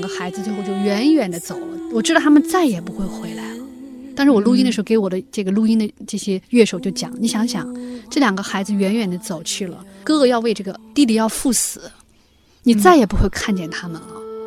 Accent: China; 作为中国人嘛

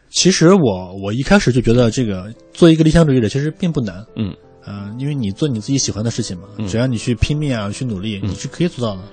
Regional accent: Shandong, China; 我是山东人嘛。嗯。 然后从小耳濡目染这种所谓的糙汉气质

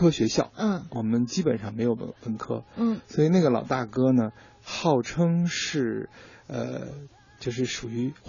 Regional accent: Beijing, China; 对，虽然不标准，但咱也是北京土生土长，

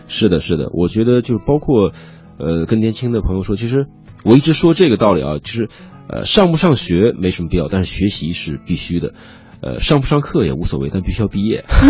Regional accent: China; moved away; also born or lived in United Kingdom; 其实我们中国人在脑子里都可以心算出来

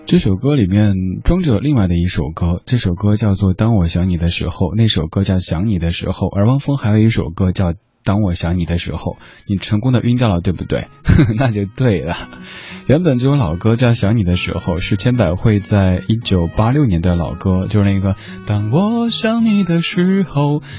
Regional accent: Chengdu, Sichuan, China; 我作为一个成都人

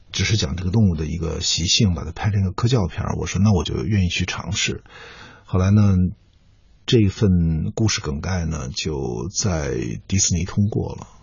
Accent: China; 我们中国人真的相

